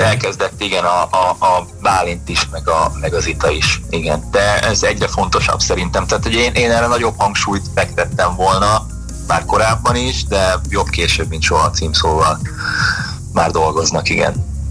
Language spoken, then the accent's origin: Hungarian; Hungary